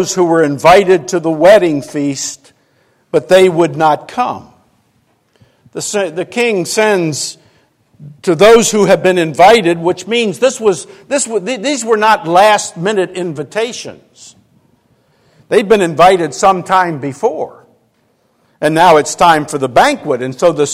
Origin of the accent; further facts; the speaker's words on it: Arlington, Virginia, United States; I grew up in Arlington, Virginia, and back in the 50s